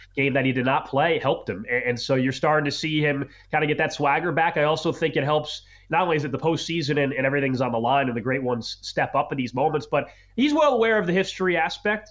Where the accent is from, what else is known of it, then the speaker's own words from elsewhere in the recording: Kansas City, Missouri, United States; I grew up in Kansas City